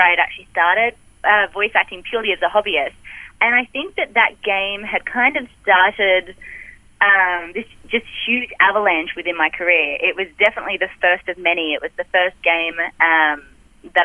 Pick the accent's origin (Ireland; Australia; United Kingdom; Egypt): Australia; accent: Australian; I'm Australian